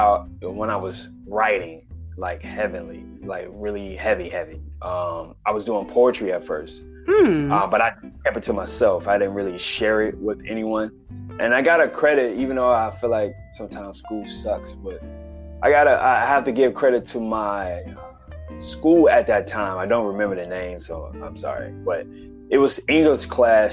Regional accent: Newport News, Virginia, United States; also born or lived in Raleigh, North Carolina; now in New York, United States; I am from Newport News, Virginia

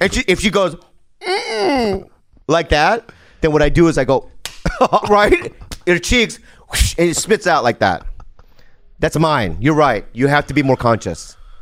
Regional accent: United States; I'm an American. I, I mean, I'm an American

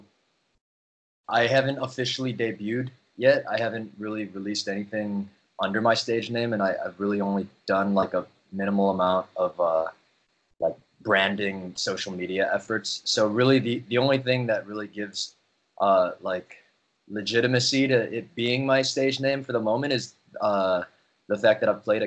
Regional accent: Chicago, Illinois, United States; I was born and raised in Chicago. I grew up in Rogers Park

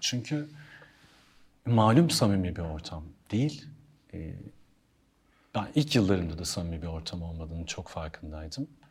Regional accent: Ankara, Turkey; moved away as an adult; also born or lived in Hannover, Germany / Istanbul; now in Bodrum, Turkey; Çocukluğum Ankara'da geçti. Okul yıllarım Ankara'da geçti. Konservatuar Ankara'da geçti

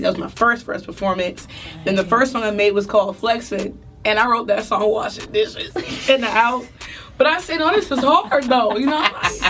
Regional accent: Maryland, United States; moved away; And I'm from Maryland, so I'm from the DMV

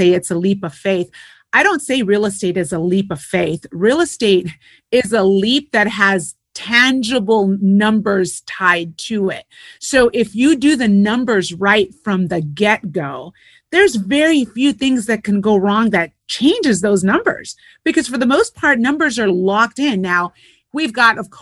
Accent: Puerto Rico; moved away; also born or lived in United States / California / Europe; I'm Puerto Rican. I was born in the States, raised in Puerto Rico, lived in California most of my life

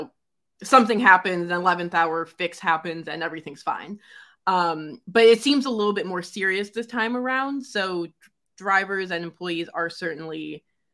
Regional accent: Detroit, Michigan, United States; growing up in Detroit where basically everyone is in a union

